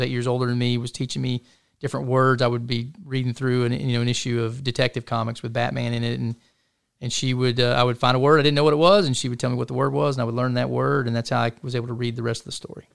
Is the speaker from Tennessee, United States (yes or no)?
yes; Chattanooga, Tennessee, United States; now in Fort Hood, United States; I'm a Tennessean. You know, I was born in Chattanooga, Tennessee, grew up in that part of the country